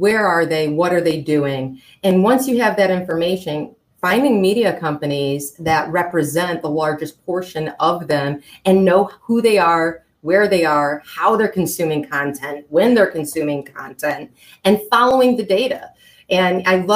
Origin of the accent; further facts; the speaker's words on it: Flint, Michigan, United States; I come from Flint, Michigan, which was, home of GM